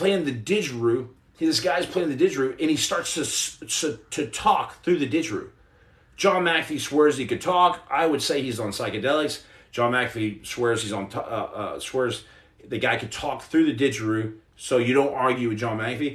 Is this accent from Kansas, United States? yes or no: no; Texas, United States; I'm from Texas